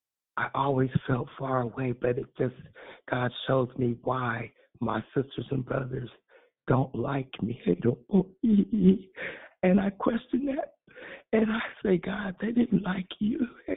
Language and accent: English; East Coast, United States; born there; And the reason being, I was born on the East Coast. My dad was in the military, and we never was taught what the Bible was about.